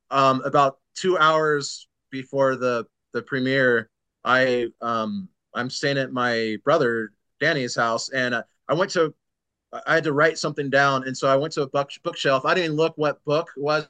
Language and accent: English; San Diego, California, United States; born or raised there